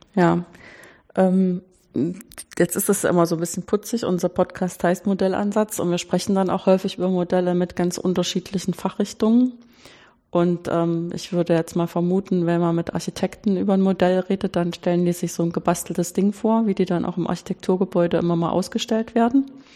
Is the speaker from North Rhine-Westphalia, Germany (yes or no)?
no; Weimar, Thuringia, Germany; ich bin groß geworden in Weimar